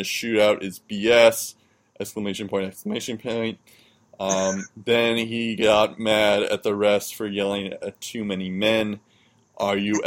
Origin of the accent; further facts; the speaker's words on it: United States; as an American